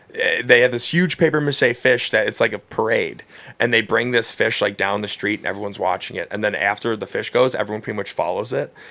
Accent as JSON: {"language": "English", "town": "Cleveland", "region": "Ohio", "country": "United States", "tie": "born or raised there", "said": "I grew up in Cleveland"}